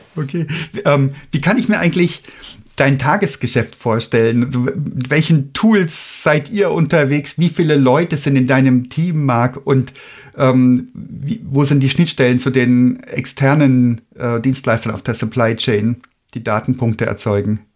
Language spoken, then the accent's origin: German; Germany; wir Deutschen hier